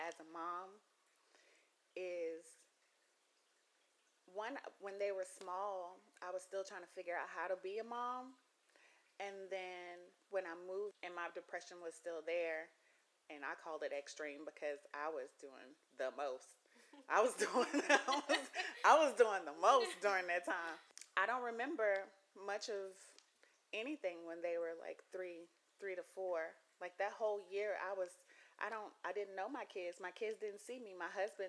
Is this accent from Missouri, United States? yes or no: no; Mississippi, United States; moved away as an adult; also born or lived in Louisiana / Arkansas; I'm from Mississippi